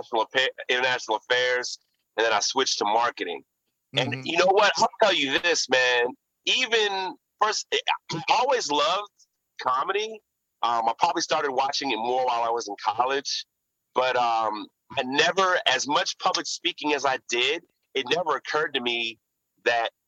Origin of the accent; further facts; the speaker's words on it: Houston, Texas, United States; moved away as an adult; also born or lived in Washington, D.C.; I came all the way from Houston